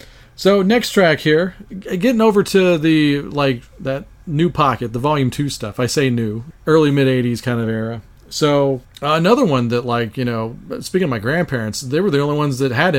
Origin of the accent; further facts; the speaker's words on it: Abilene, Texas, United States; I grew up in Abilene in my elementary school years.